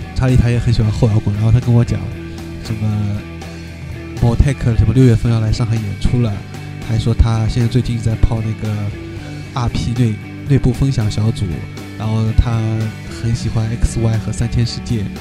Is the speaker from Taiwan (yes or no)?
no; China; also born or lived in Shanghai; 作为我们中国人来说